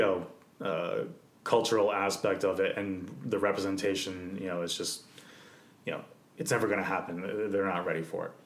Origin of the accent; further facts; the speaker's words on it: Canada; I was born in Canada